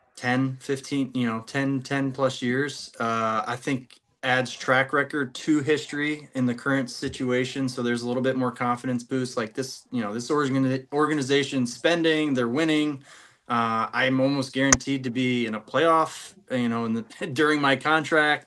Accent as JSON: {"language": "English", "town": "St. Louis", "region": "Missouri", "country": "United States", "tie": "born or raised there", "said": "I grew up in St. Louis, so and the reason is because my dad played for them for a few years"}